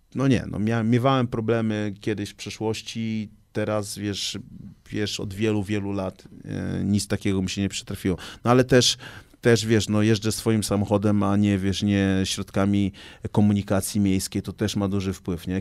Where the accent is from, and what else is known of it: Gdańsk, Pomeranian Voivodeship, Poland; born or raised there